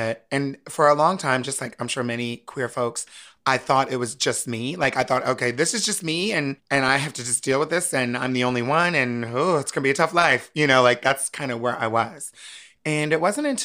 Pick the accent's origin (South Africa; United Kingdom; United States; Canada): United States; Wilmington, Delaware; moved away as an adult; also born or lived in Harrisburg, Pennsylvania; now in New York City, United States; I grew up in Wilmington, Delaware, which is not that far from it